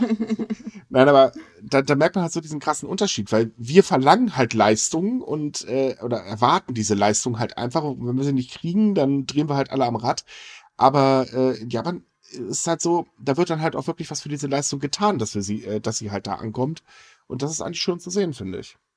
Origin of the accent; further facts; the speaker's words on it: Germany; bei uns in Deutschland